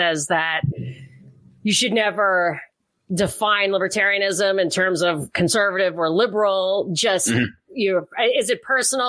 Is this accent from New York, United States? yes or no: yes; New York, United States; because I am from New York. I worked in New York. I lived in New York.